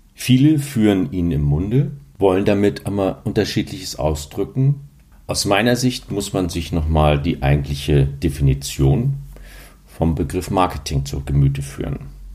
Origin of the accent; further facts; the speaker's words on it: Hamburg, Germany; die ein bisschen länger in Hamburg leben oder wie ich, da hier geboren wurde